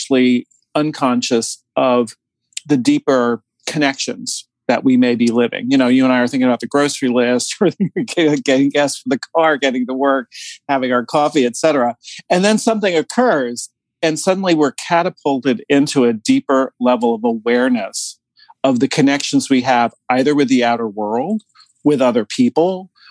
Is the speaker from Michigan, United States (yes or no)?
no; New Jersey, United States; growing up in New Jersey outside of New York, there was nothing but Italians and Jews in my hometown